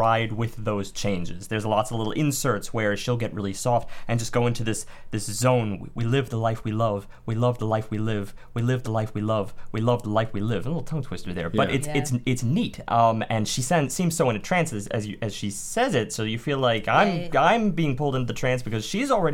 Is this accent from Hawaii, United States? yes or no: no; New York City, New York, United States; growing up in Staten Island